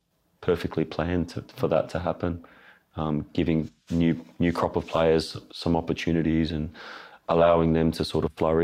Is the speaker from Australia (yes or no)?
yes; Sydney, New South Wales, Australia; I'm from Sydney